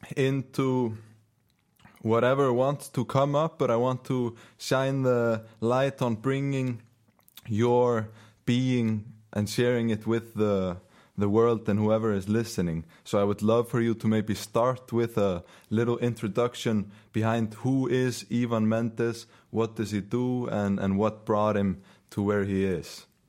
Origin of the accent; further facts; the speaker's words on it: Iceland; first language Icelandic; English is a second language; we're both Icelandic native speakers